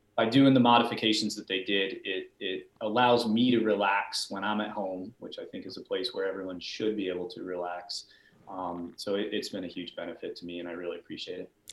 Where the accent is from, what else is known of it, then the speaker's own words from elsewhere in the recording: Peachtree City, Georgia, United States; I grew up in the Atlanta area. I grew up in Peachtree City